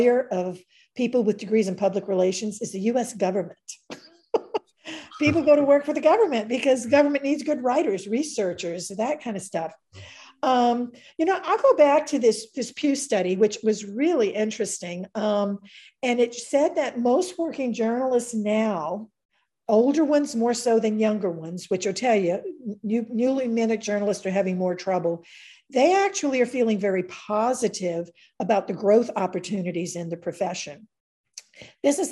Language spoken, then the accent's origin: English; White Castle, Louisiana, United States; moved away; also born or lived in Richmond; I'm a Cajun. I was born and raised in a little town called White Castle, Louisiana